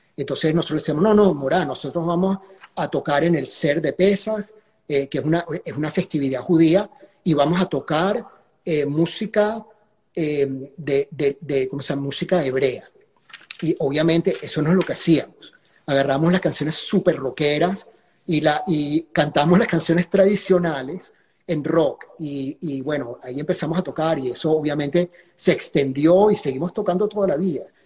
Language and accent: Spanish; Caracas, Capital District, Venezuela; yo crecí en la Florida